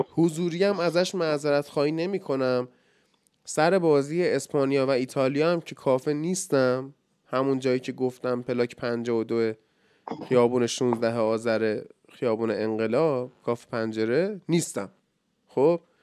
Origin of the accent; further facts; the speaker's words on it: Iran; ایران وطنم